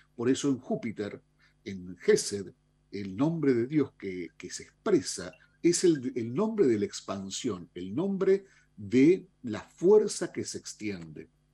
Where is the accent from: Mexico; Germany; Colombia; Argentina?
Argentina; como, como argentinos